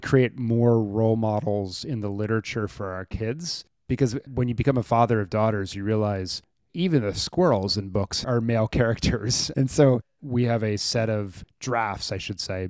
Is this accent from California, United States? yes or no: no; Maryland, United States; a school near where I grew up in Maryland